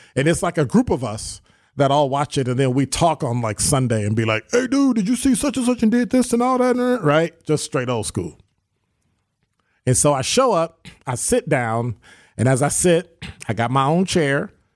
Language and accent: English; Chicago, Illinois, United States; also born or lived in Sherman Park, Milwaukee, Wisconsin; now in Milwaukee, United States; I'm from Chicago